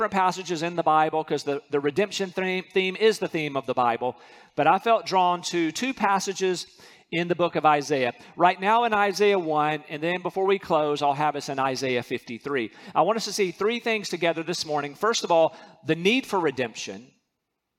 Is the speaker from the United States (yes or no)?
yes; North Carolina, United States; moved away; I'm from North Carolina.